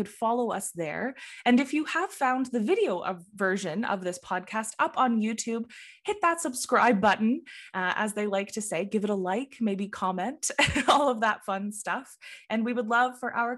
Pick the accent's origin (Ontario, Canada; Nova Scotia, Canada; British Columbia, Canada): Ontario, Canada; Northumberland County; Growing up in Northumberland